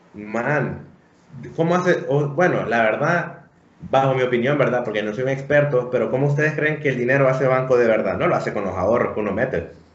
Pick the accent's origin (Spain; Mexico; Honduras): Honduras; nosotros, como hondureños